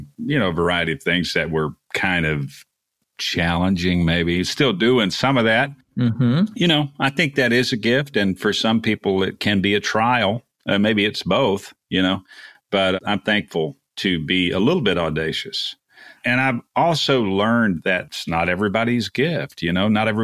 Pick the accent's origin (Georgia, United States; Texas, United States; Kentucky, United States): Texas, United States; Texas Gulf Coast, United States; I was raised on the Texas Gulf Coast